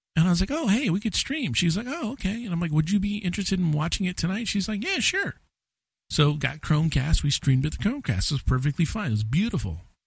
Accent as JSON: {"language": "English", "country": "United States", "said": "as an American"}